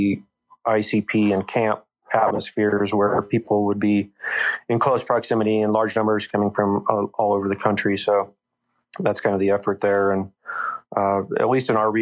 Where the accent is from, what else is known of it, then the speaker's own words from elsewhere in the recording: Colorado, United States; also born or lived in Lake Tahoe; I grew up in Colorado and enjoyed the outdoors and enjoyed working.